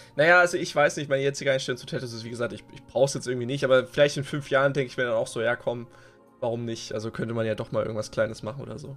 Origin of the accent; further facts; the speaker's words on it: East Germany, Germany; wir kommen halt aus dem Osten